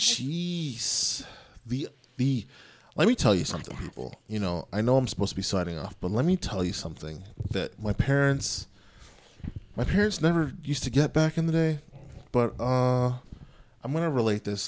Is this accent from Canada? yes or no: yes; Canada; My parents are from Jamaica. I was born in Canada